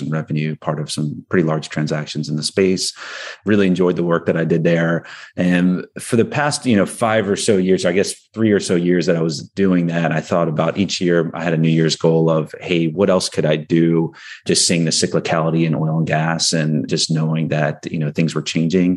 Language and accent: English; New Jersey, United States; I grew up in New Jersey